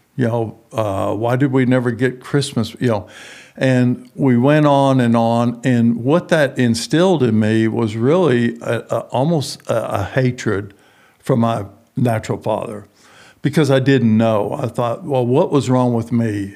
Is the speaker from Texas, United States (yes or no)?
yes; San Antonio, Texas, United States; moved away as an adult; also born or lived in New Orleans, Louisiana / Houston / Midland / Denver; I was grow, grew up in San Antonio, Texas.